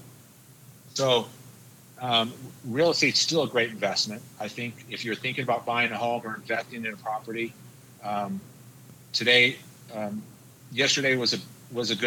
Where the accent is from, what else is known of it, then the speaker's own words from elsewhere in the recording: Albuquerque, New Mexico, United States; I'm from Albuquerque, New Mexico.